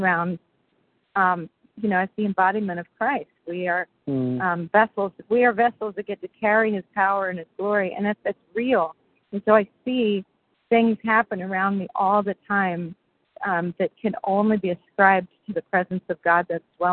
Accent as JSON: {"language": "English", "town": "Reading", "region": "Pennsylvania", "country": "United States", "tie": "born or raised there", "said": "I was born in Reading, Pennsylvania"}